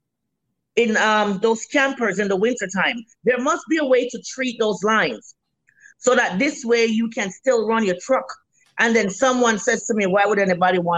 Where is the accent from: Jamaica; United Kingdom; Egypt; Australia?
Jamaica; now in Winnipeg, Canada; I'm Jamaican